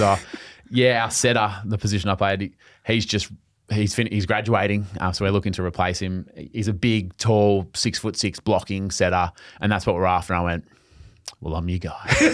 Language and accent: English; Australia; accent: Australian